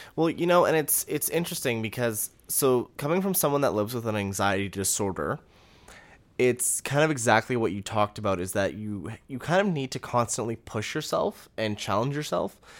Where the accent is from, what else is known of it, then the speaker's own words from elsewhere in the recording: Canada; We're from Canada.